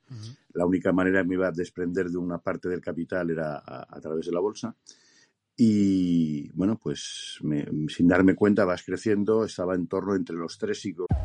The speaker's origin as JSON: {"language": "Spanish", "country": "Spain", "said": "Me considero español de pura cepa"}